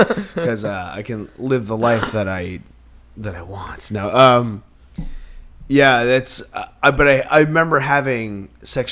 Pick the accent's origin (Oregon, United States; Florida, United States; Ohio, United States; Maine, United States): Maine, United States; I grew up in Maine